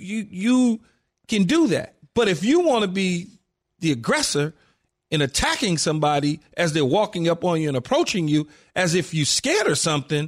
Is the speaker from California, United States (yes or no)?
yes; Los Angeles, California, United States; growing up in South Central L.A. and just seeing things firsthand